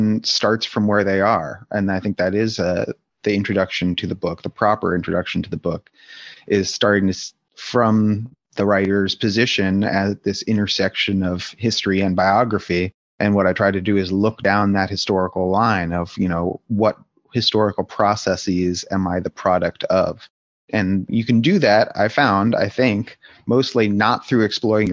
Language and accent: English; Palo Alto, California, United States; I grew up there from age 8 to 18